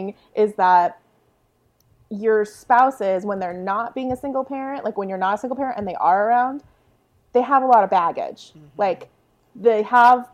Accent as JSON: {"language": "English", "town": "San Diego", "region": "California", "country": "United States", "tie": "born or raised there", "said": "I grew up in a military town. I'm from San Diego, California"}